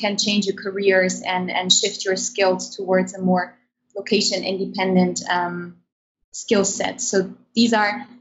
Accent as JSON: {"language": "English", "country": "Germany", "tie": "born or raised there", "also_born_or_lived": "Kazakhstan", "moved": "as an adult", "lives_now": "Netherlands", "said": "I was born in Kazakhstan. And I have moved with my family to Germany when I was a child. So I grew up most of my life in Germany"}